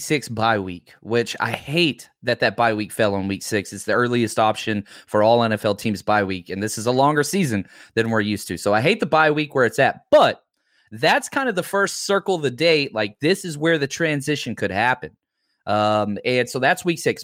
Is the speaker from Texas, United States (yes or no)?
yes; Dallas, Texas, United States; I grew up in Dallas